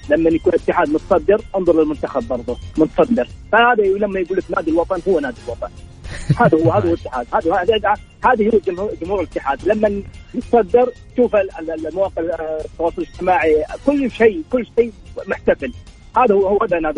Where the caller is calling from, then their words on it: Jeddah, Makkah Province, Saudi Arabia; حبيبي انا من جده